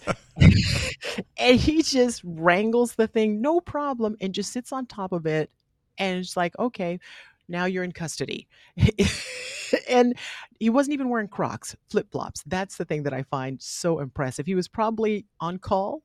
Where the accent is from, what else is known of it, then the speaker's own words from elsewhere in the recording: the South, United States; I'm from the South